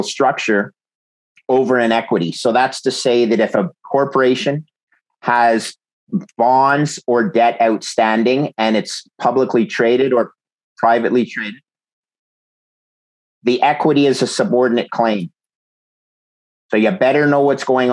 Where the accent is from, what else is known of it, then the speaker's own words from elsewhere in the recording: Montreal, Quebec, Canada; also born or lived in Ithaca, New York; I'm a Canadian, grew up in Montreal